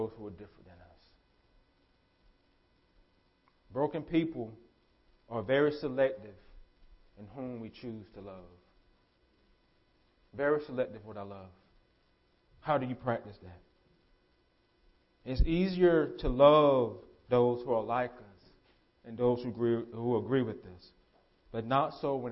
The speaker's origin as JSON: {"language": "English", "country": "United States", "said": "As American Christians, because we're Americans."}